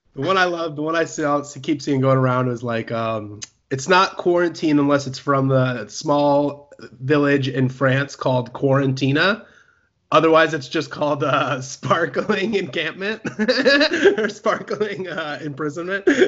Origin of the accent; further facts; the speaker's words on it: Champaign, Illinois, United States; moved away; that's actually my hometown